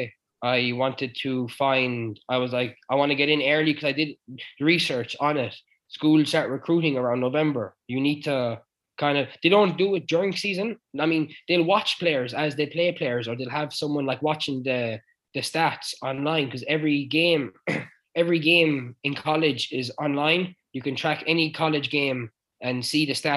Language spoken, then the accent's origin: English; Clare, Munster, Ireland; moved away as an adult; also born or lived in United States; I'm from Clare.